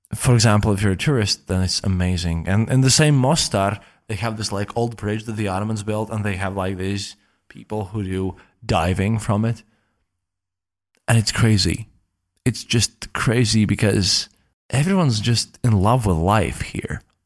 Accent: Latvia; I'm coming from Latvia, from the Baltics, where we don't have a lot of Muslims.

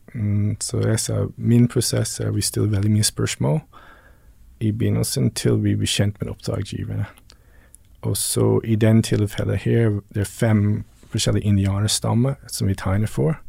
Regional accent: Newfoundland and Labrador, Canada; Norwegian is a second language; now in Tveiterås, Norway; Jeg er oppvokst på, på Newfoundland.

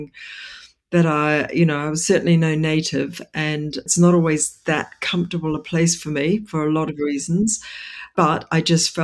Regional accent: New Zealand; now in London, United Kingdom; I'm originally from New Zealand

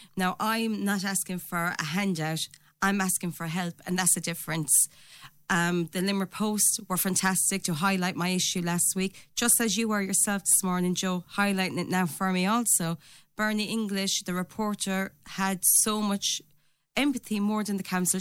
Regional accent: Ireland; also born or lived in England; now in Doon, Ireland; I came from Tollmagate, proud to be from Tollmagate

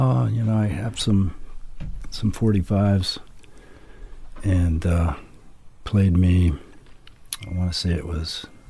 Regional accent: central Washington, United States; I grew up in a small town in central Washington, which is like mainly farming, ranching.

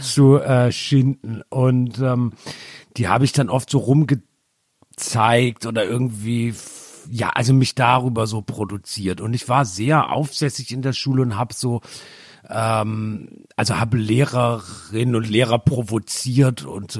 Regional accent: Germany; ich bin ja sehr nah an Frankreich aufgewachsen

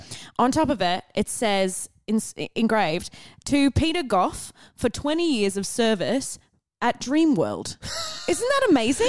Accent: Melbourne, Victoria, Australia; I'm so surprised. I come from Melbourne.

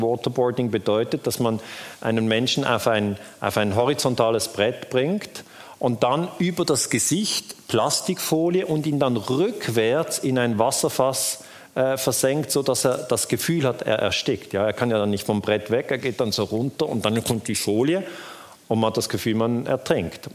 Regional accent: Switzerland; ich bin aus der Schweiz

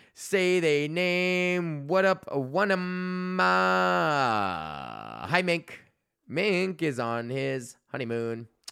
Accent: Canada; being Canadian

